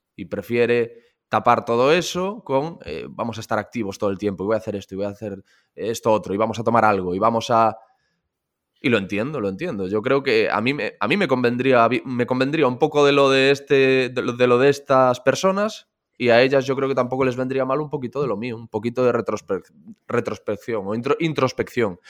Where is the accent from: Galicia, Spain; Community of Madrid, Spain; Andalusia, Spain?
Galicia, Spain; Corcubión; moved away; Yo estoy en Radio Corcubión, en la cadena Ser eh, Costa Morte, que es la de mi pueblo